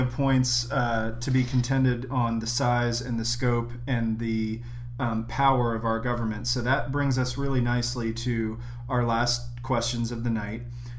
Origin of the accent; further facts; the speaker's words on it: Florida, United States; Hasn't worked so well in my home state of Florida, but probably has a lot to do with our governor.